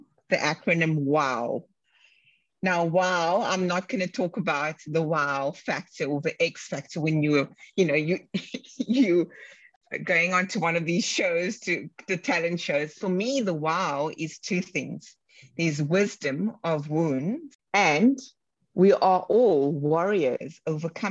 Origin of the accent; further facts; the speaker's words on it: Cape Town, Western Cape, South Africa; where I grew up in Cape Town, the Bronx of Cape Town.